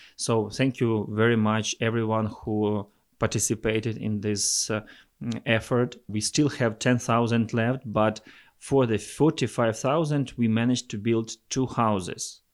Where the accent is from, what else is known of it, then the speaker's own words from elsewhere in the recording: Volyn Oblast, Ukraine; I'm also from Volyn region. This is the northwest part of Ukraine.